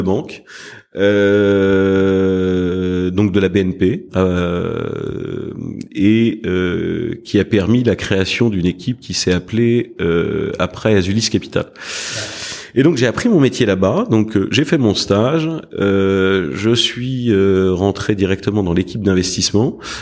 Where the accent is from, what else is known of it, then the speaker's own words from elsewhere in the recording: Paris, Île-de-France, France; also born or lived in United States; je suis parisien. J'ai toujours vécu à Paris, sauf une partie de mes études où j'étais aux États-Unis.